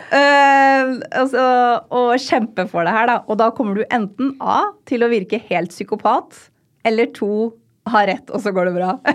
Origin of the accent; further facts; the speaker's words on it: Rakkestad, Østfold, Norway; moved away; jeg hadde en fantastisk oppvekst i Rakstad